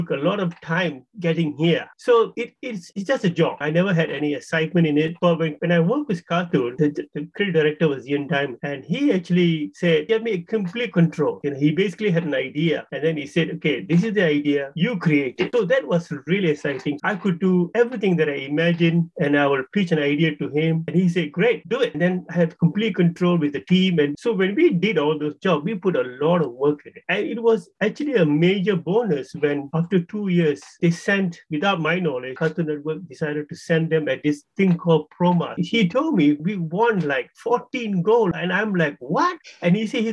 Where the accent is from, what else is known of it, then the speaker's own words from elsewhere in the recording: Singapore; I grew up, I was born in Singapore